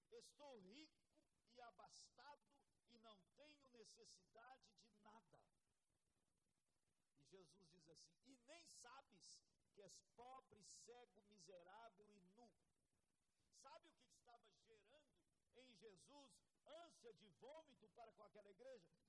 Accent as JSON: {"language": "Portuguese", "country": "Brazil", "said": "eu sou tupin, tupiniquim demais."}